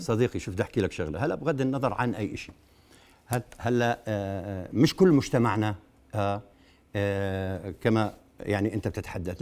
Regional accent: Jordan

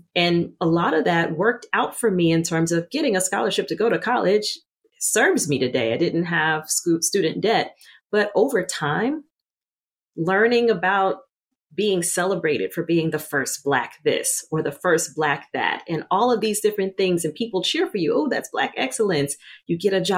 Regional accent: Louisiana, United States; I grew up in the Deep South in Louisiana as a dark-skinned Black girl

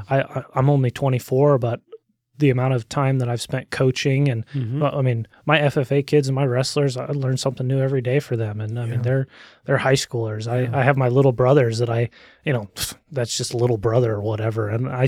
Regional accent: Olympia, Washington, United States; born there; So I was born in Olympia, Washington in June 12th, 1999, and to a loving mom and a hardest working dad that I've ever met.

